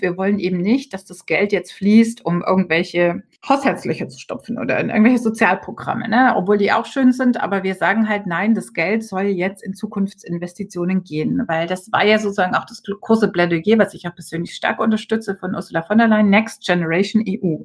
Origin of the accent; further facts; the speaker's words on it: Rhineland, Germany; bei uns im Rheinland